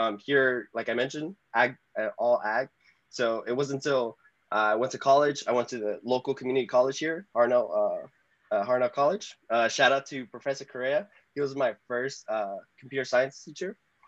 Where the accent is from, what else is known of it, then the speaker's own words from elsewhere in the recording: Salinas Valley, California, United States; growing up in Salinas Valley, yeah, it is quite unique. Even though when I was growing up, it didn't seem like that. Everyone came from the same background. I didn't really leave Salinas Valley till like high school, as I really explored outside. Growing up here in the Salinas Valley